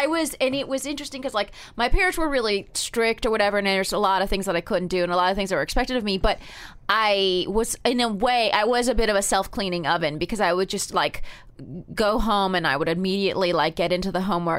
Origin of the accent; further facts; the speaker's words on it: Palm Springs, California, United States; also born or lived in New Haven; Even though I grew up in Palm Springs, but we were born in the same hospital in New Haven.